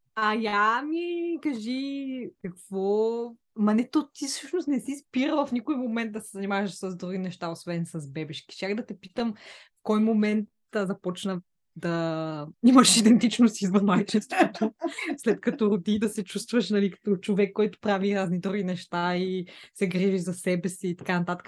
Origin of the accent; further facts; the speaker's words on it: Bulgaria; moved away as an adult; now in United Kingdom; британка в България и прекалено българка в Великобритания